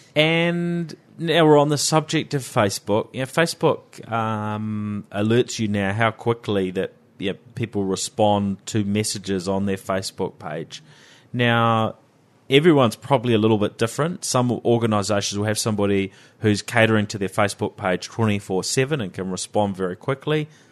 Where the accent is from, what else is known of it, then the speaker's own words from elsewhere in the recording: New Zealand; accent: Kiwi; around the world, the Kiwis, well, there's not so many of us, right?